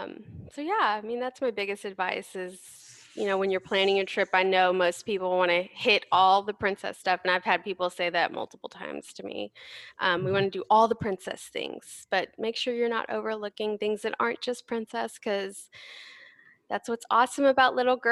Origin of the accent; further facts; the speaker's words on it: Houston, Texas, United States; I'm from Houston